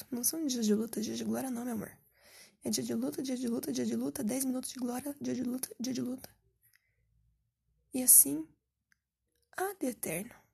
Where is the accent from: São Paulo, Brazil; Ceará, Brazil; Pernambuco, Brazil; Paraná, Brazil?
Paraná, Brazil; Curitiba; pô, eu sou aqui de Curitiba, Paraná